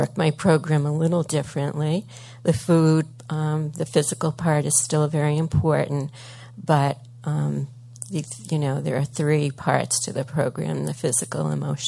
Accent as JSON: {"language": "English", "town": "Cambridge", "region": "Massachusetts", "country": "United States", "tie": "born or raised there", "also_born_or_lived": "Kittery, Maine", "moved": "as an adult", "lives_now": "Portsmouth, United States", "said": "I'm originally a Bostonian. I came from Cambridge specifically, lived most of my life there."}